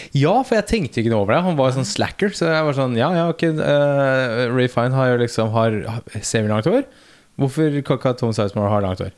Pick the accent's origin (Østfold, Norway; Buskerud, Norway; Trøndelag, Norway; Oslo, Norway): Oslo, Norway; Nordstrand; Vi er fra Nordstrand